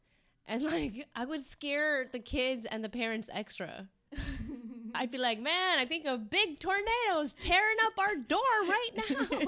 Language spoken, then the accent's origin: English; Midwest, United States; I'm from {S1} the {S0} Midwest.